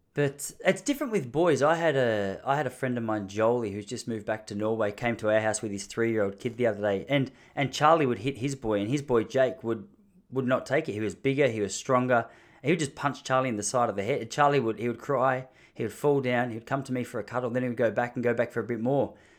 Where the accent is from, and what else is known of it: Australia; accent: Australian; moved away